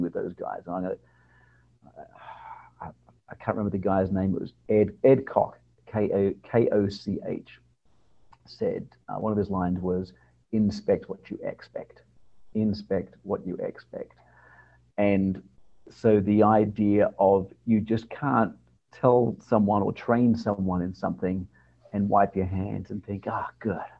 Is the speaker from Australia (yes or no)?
yes; Adelaide, South Australia, Australia; now in New Orleans, United States; born and raised in Australia, um, lived in a town called Adelaide which is on the south coast uh, of Australia.